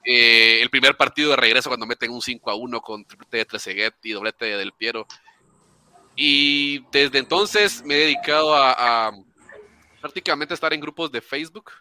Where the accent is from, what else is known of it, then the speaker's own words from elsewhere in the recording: Nicaragua; now in Guatemala; soy, soy de Guatemala, bueno, nicaragüense, pero vivo en Guatemala.